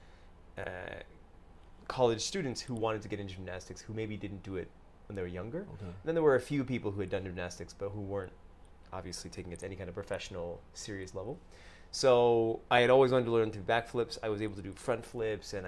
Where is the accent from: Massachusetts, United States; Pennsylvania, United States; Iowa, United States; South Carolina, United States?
Massachusetts, United States; Medfield; moved away as an adult; now in Japan; I was born in Medfield, Massachusetts.